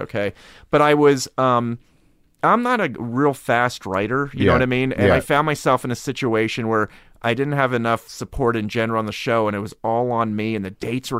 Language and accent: English; Harrisburg, Pennsylvania, United States; Look, I grew up in Harrisburg.